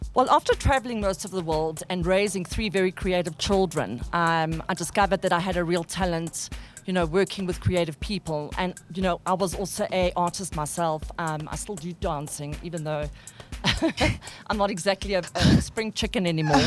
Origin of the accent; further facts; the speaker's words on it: South Africa; We are South African